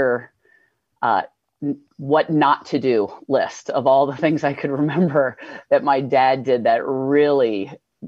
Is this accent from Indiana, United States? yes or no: yes; Indiana, United States; born or raised there; also born or lived in New Hampshire; now in Vermont, United States